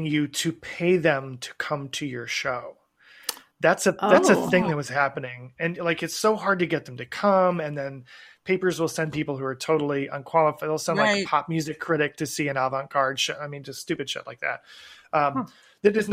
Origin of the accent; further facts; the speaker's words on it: Asheville, North Carolina, United States; I'm from Asheville, North Carolina